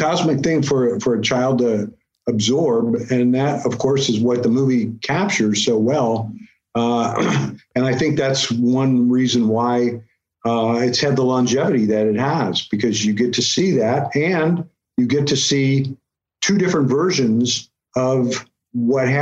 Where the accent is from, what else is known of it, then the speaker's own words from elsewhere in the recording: St. Louis, Missouri, United States; moved away; visiting my parents in St. Louis, Missouri, my hometown